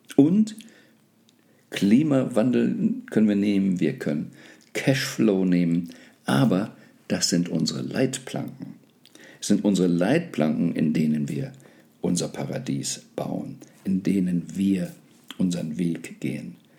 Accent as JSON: {"language": "German", "country": "Germany", "tie": "born or raised there", "said": "ich bin gebürtiger Deutscher"}